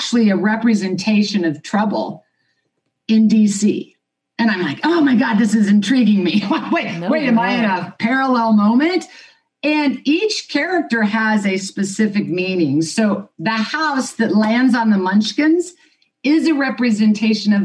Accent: Kansas, United States; I was born and raised in Kansas

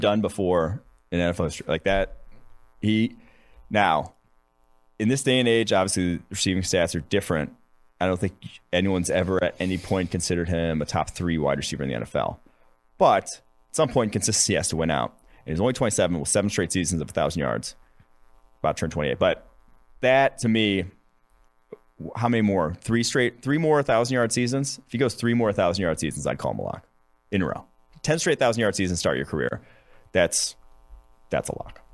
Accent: Mahomet, Illinois, United States; moved away; also born or lived in Urbana, Illinois; I went to high school in Exeter, Urbana, but, and I grew up in Muhammad, which is outside of Champaign

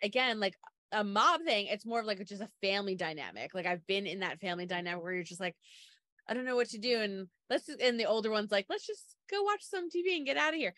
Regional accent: Long Island, New York, United States; I'm from Long Island

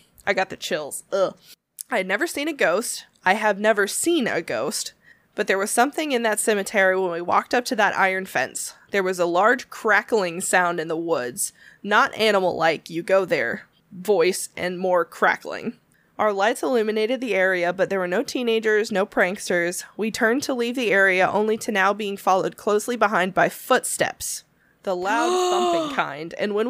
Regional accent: Louisville, Kentucky, United States; I'm from Louisville. It's a beautiful day, and we thought we would visit Marion.

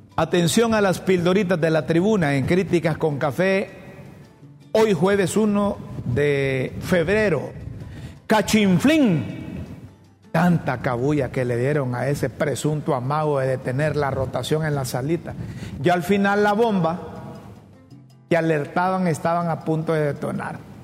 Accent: Honduras; Honduras, en nuestro país

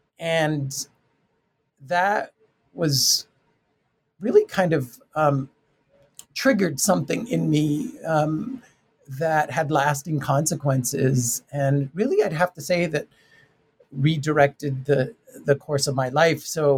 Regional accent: Tucson, Arizona, United States; I'm from Tucson, Arizona, Mexican-American family, and I was the first to graduate.

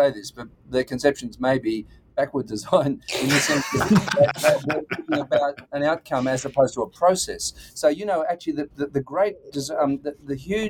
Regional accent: Australia; moved away; no, when we came from Australia, and when we first came here, I thought it was the funniest thing I'd never heard of it.

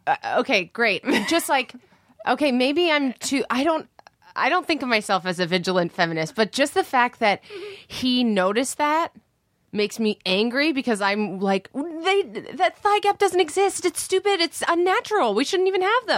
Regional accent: Canada; moved away as an adult; now in Los Angeles, United States; I'm from Canada

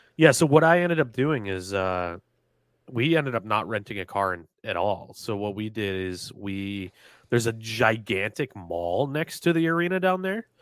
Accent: New England, United States; growing up in New England

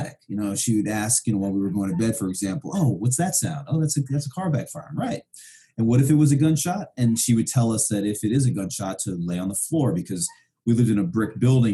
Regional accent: New York City, New York, United States; moved away as an adult; also born or lived in Vermont; I grew up in Brooklyn, New York in the 70s and 80s

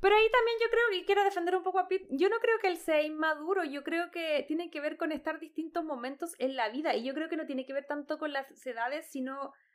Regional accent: Chile; creciendo en Chile

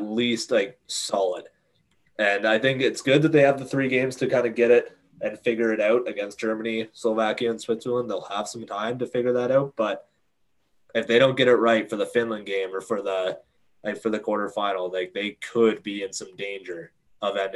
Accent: Canada; As a Canadian

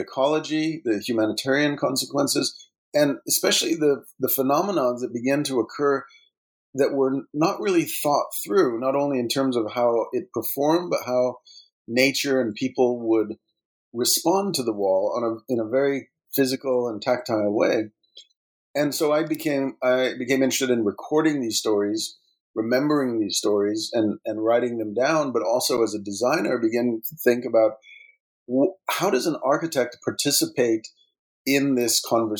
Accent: Colorado, United States; And my own personal background is I grew up in Southern Colorado in what was the borderlands of the U.S. and Mexico prior to 1848.

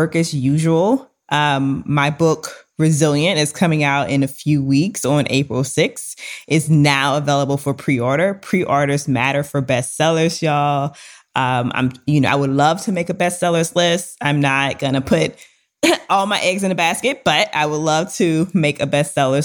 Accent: Louisiana, United States; we are both from Louisiana

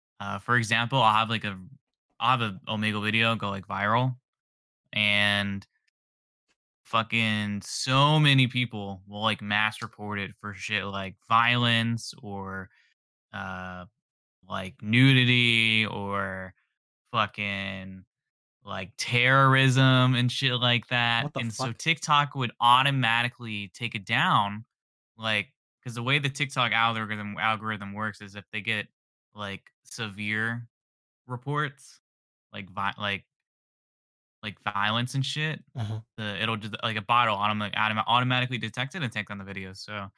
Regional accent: San Diego, California, United States; I'm from San Diego, California, and I make funny videos online.

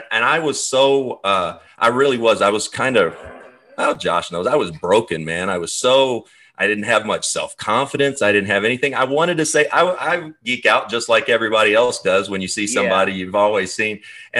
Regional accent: Kentucky, United States; We grew up in Kentucky.

